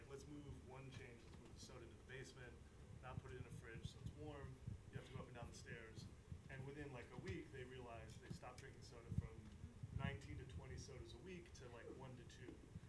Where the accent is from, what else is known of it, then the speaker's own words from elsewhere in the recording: Midwest, United States; I grew up in the Midwest.